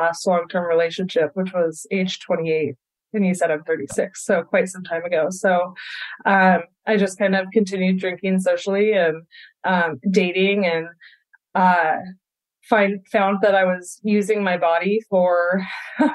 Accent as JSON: {"language": "English", "town": "Vancouver", "region": "Washington", "country": "United States", "tie": "born or raised there", "said": "I grew up in Vancouver, Washington, right here, outside of Portland, Oregon, and have spent my whole life here."}